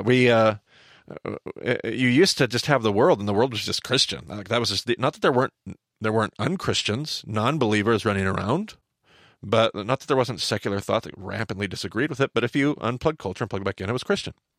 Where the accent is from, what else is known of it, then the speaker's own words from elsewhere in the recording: United States; my American context